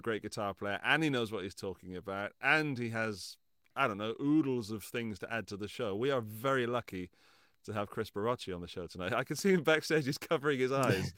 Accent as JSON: {"language": "English", "region": "England", "country": "United Kingdom", "moved": "as an adult", "lives_now": "Austria", "said": "living in England, my, my home country"}